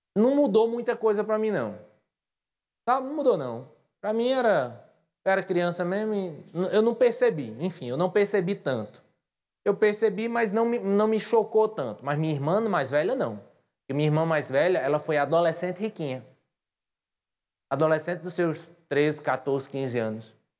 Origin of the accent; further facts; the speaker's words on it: Patos, Paraíba, Brazil; moved away as an adult; now in João Pessoa, Brazil; as pessoas notam que eu sou de Patos